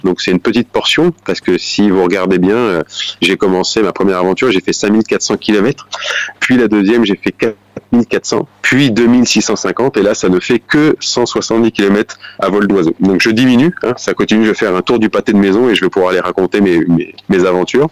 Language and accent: French; Bourges, Centre-Val de Loire, France; dans la ville où j'ai grandi, à Bourges, en région Centre-Val de Loire